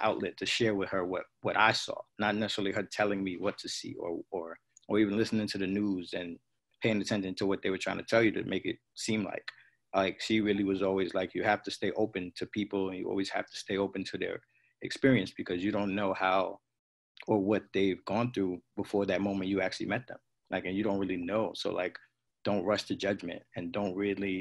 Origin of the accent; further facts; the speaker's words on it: New York City, New York, United States; I grew up in Bed-Stuy, Brooklyn